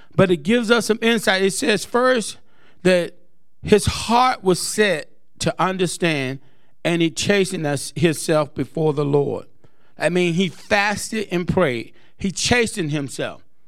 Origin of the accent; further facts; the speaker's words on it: Greenville, United States; moved away; It's my hometown